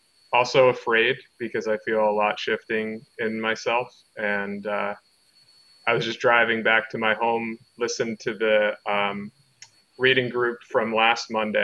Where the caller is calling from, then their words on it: Asheville, North Carolina, United States; I'm near Asheville, North Carolina.